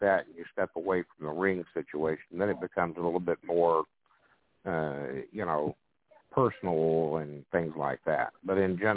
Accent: the South, United States; growing up as a child in the South

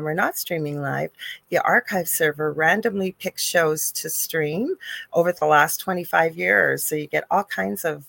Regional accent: Canada; I am a Canadian spiritual medium

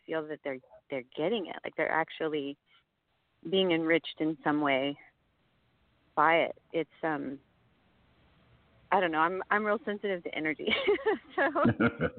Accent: Houston, Texas, United States; now in Austin, United States; I grew up in Houston

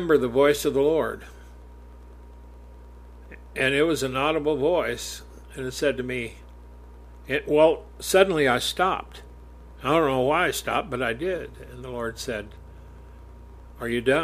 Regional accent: United States; I'm an American

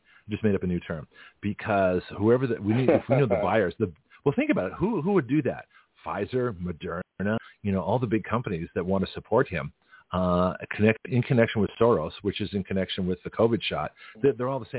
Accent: Canada; now in United States; I was naturalized from Canadian citizenship

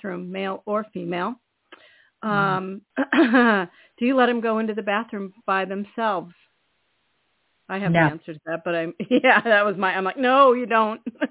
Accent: California, United States; now in Maine, United States; I'm from bigger places than Maine. I'm from California

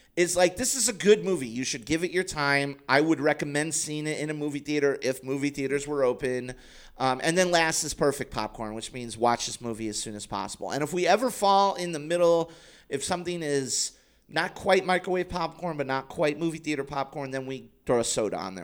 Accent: United States; I'm an American.

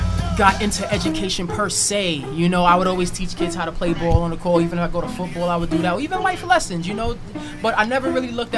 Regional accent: Brooklyn, New York, United States; also born or lived in Queens / Long Island / Newark; So I grew up in Brooklyn. I also grew up in Queens. I also grew up in Long Island, Newark, New Jersey.

